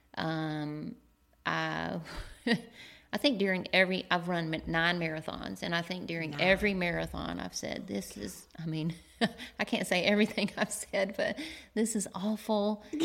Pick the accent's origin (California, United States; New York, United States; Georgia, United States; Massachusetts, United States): Georgia, United States; Macon; also born or lived in Athens, Georgia; I'm from Macon, Georgia